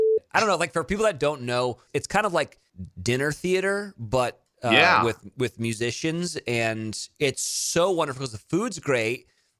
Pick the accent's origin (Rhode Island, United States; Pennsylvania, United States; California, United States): California, United States; Pebble Beach; I'm from Pebble Beach